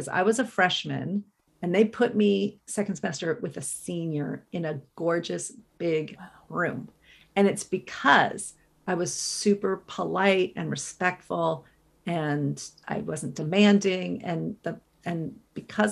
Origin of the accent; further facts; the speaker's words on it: Colorado, United States; moved away as an adult; also born or lived in New York; I grew up in Colorado